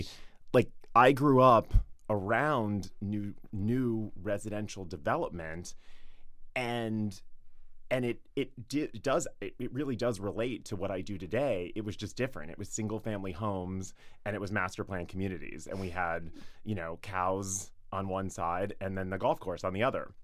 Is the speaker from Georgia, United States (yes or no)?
yes; Atlanta, Georgia, United States; moved away as an adult; now in New York, United States; I grew up in the suburbs of Atlanta